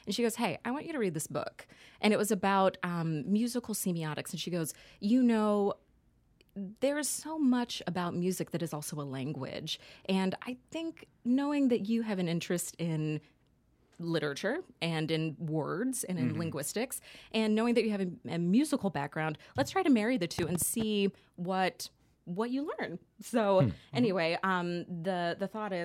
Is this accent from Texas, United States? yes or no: yes; Dallas, Texas, United States; moved away as an adult; now in New York, United States; I am originally from Dallas, Texas, and recently moved out to New York about 6 months ago.